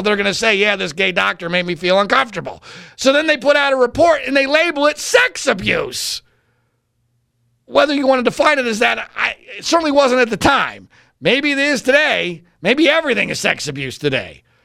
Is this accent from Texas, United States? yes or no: no; Philadelphia, Pennsylvania, United States; growing up in Philadelphia